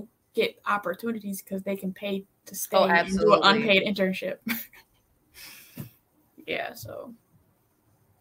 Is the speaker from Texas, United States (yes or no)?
no; Michigan, United States; I'm from Michigan